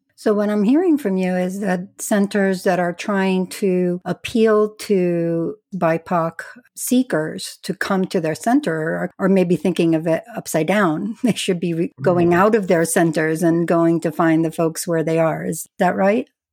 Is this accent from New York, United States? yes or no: yes; New York City, New York, United States; now in New Mexico, United States; I'm actually from the New York City area